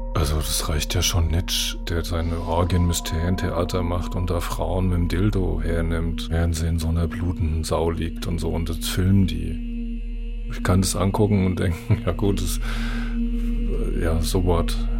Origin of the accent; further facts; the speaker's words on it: Frankfurt am Main, Hesse, Germany; Ich bin 61 geboren in Frankfurt am Main